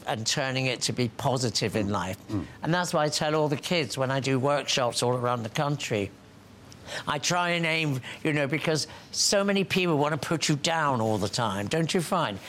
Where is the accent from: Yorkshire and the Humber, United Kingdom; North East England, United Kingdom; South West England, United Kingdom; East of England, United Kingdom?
North East England, United Kingdom; Hartlepool; also born or lived in Plymouth; I was brought up in Hartlepool in County Durham, and I'm from Plymouth, but we moved here when I was 5 years old.